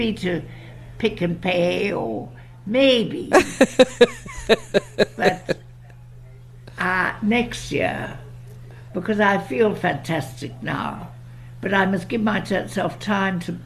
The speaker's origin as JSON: {"language": "English", "country": "South Africa", "tie": "born or raised there", "accent": "English", "said": "I'm South African and very proud of it"}